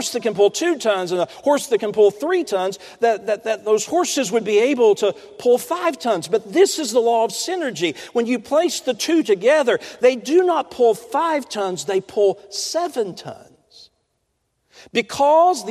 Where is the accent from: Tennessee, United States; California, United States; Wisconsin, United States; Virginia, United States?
Tennessee, United States; Roane County, East; Where I was raised in East Tennessee